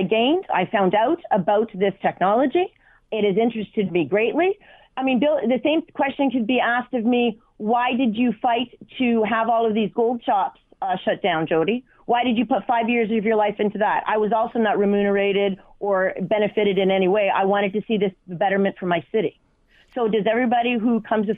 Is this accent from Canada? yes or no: yes; Canada; also born or lived in Hamilton, Ontario; as a Canadian